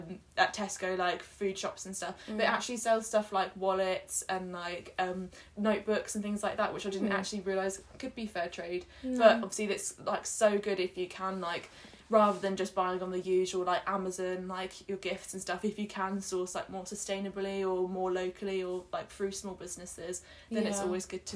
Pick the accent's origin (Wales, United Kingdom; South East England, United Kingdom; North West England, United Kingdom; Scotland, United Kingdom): South East England, United Kingdom; Kent; now in Sheffield, United Kingdom; I'm from Kent